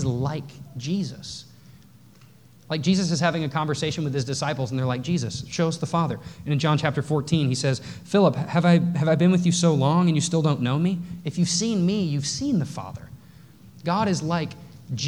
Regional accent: North Texas, United States; I grew up in the Bible Belt. I grew up in North Texas.

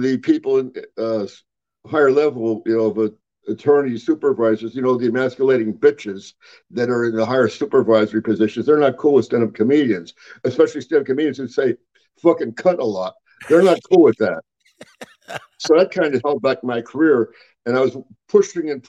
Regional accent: Pennsylvania, United States; I'm from Pennsylvania

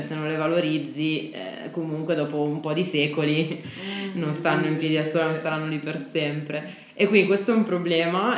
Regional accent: Italy; noi italiani

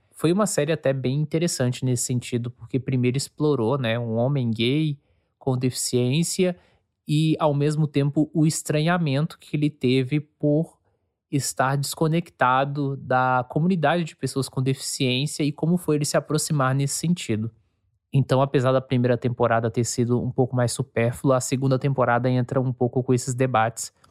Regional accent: São Paulo, Brazil; born there; also born or lived in Minas Gerais / Goiás; now in Rio Grande do Sul, Brazil; Os meus pais são baianos, eu nasci em São Paulo, fui alfabetizado em Minas, morei em Goiás e agora eu moro aqui no Rio Grande do Sul

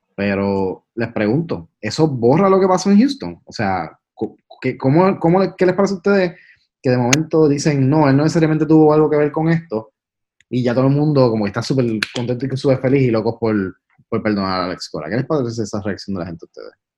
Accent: Puerto Rico; los tres somos boricuas

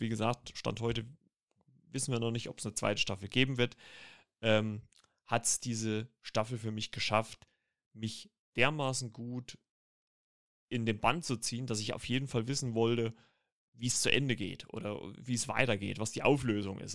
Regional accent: Germany; als Deutsche

